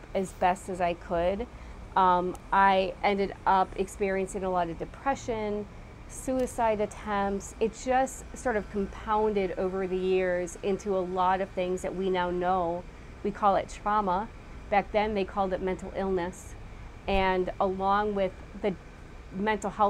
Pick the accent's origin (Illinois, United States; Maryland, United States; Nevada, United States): Illinois, United States; Waukegan; also born or lived in Lake Forest, Illinois; I was raised in a community called Waukegan, Illinois, so I'm a Midwest girl